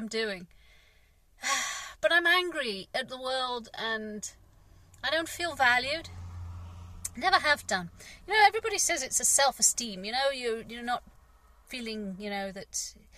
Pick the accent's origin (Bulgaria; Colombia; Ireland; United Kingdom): United Kingdom; England; I'm English. I'm British.